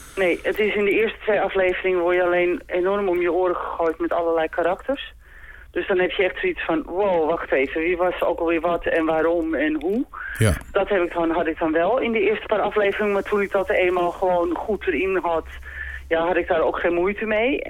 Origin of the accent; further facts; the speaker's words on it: Amsterdam, North Holland, Netherlands; ik kom uit Amsterdam en zij dus ook